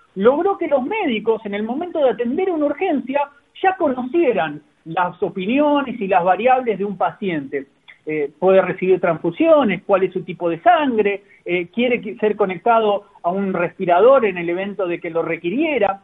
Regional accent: Argentina; now in Chile; digo acá en Chile porque hoy estoy viviendo en Chile, yo soy argentino pero estoy acá

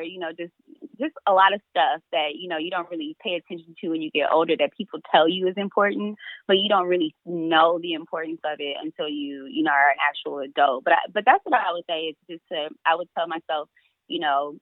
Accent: Detroit, Michigan, United States; I'm from Detroit

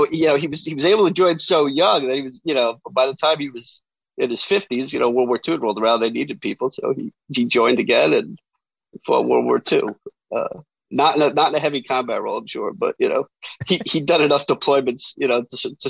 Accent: New Jersey, United States; I'm from New Jersey.

